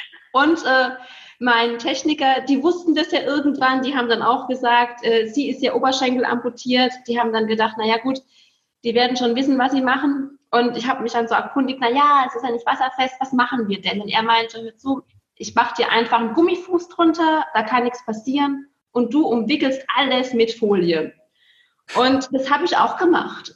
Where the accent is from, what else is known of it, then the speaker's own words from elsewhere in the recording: near Speyer, Rhineland-Palatinate, Germany; also born or lived in Heilbronn / Filderstadt; now in Bergisch Gladbach, Germany; Ich komme ja gebürtig aus der Nähe von Speyer